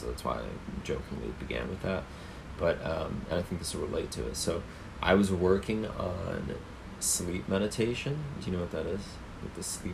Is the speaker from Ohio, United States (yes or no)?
yes; Cleveland, Ohio, United States; moved away; my hometown in Cleveland